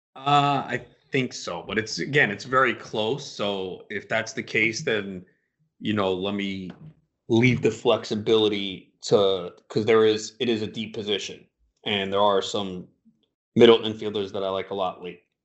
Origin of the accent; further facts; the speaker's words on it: New York, United States; I'm from New York